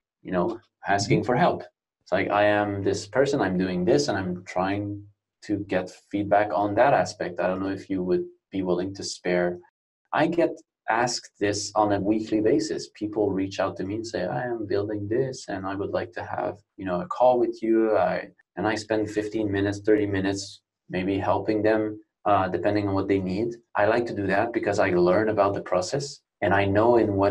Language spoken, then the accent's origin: English; Canada; moved away as an adult; now in Barcelona, Spain; North America, where I am Canadian. I've been here for about 9 years in Spain, in Barcelona specifically.